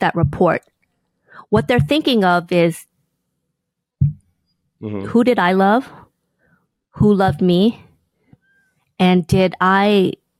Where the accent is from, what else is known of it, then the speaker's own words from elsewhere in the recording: Inglewood, California, United States; growing up in Inglewood, California, in poverty